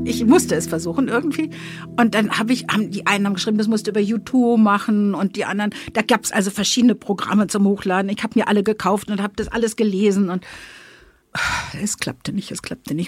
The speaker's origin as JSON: {"language": "German", "region": "Berlin", "country": "Germany", "accent": "Berliner Schnauze", "said": "Ich bin Berlinerin, habe ne, die entsprechende Berliner Schnauze und lebe mit meinem Mann und einer Prinzessinnenkatze in Zehlendorf."}